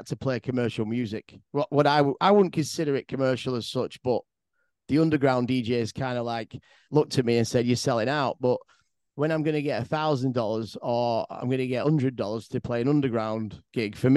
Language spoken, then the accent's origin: English; Manchester, North West England, United Kingdom; growing up in Manchester and DJing in clubs